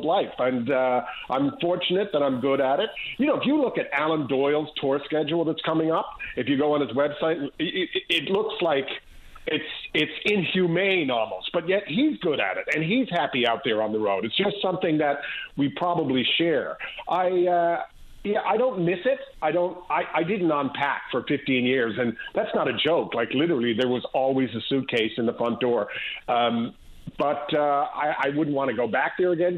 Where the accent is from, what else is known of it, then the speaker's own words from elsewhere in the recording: Newfoundland and Labrador, Canada; being a Newfoundlander